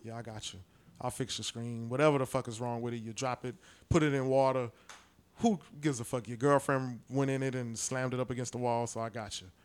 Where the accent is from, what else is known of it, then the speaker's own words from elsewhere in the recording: New York City, New York, United States; now in Houston, United States; I'm from Brooklyn originally, but I've been in Houston since 94